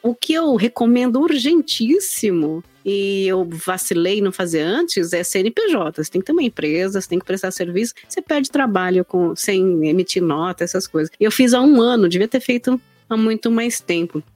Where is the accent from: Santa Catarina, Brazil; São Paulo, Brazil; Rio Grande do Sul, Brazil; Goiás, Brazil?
São Paulo, Brazil; São Bernardo do Campo; moved away as an adult; now in São Paulo, Brazil; eu sou de São Bernardo do Campo, na BC Paulista, e aí eu vim para São Paulo na pandemia